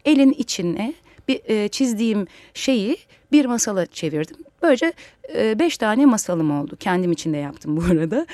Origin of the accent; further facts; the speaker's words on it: Istanbul, Turkey; aslında İstanbul menşeliyim.